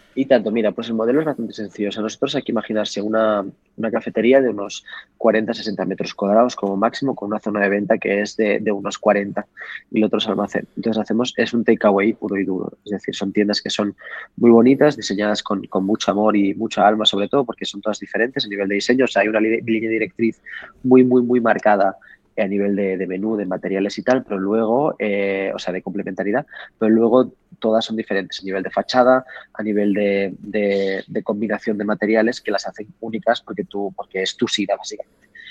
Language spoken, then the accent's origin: Spanish; Barcelona, Catalonia, Spain; also born or lived in Paris / Morocco; aunque tenga, o sea, orígenes marroquíes, porque habréis sabido que ya sí, no es un nombre muy, europeo, pero eh, em, soy de aquí, de Barcelona